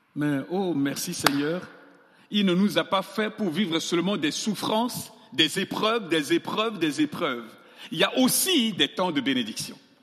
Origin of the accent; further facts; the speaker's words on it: Central African Republic; moved away as an adult; also born or lived in Grenoble, France; chez moi en Centrafrique